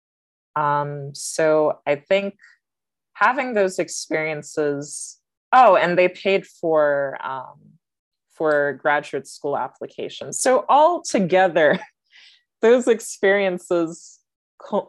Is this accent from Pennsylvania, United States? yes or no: no; Kansas, United States; I grew up in Kansas